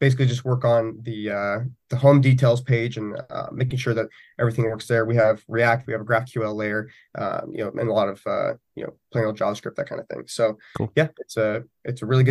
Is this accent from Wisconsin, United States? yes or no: no; Arizona, United States; moved away; go back to my hometown, be in the National Guard in Arizona